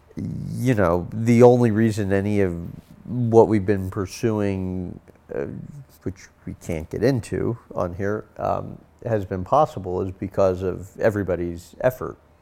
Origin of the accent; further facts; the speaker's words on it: St. Louis, Missouri, United States; I was born and raised in Saint Louis